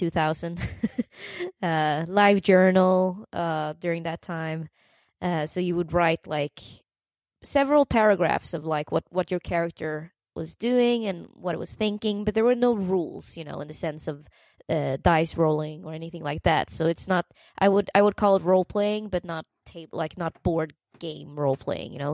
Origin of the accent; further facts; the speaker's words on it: Uppsala, Uppsala County, Sweden; English is a second language; moved away as an adult; now in New York City, United States; I was born and raised in Uppsala, the student town of Uppsala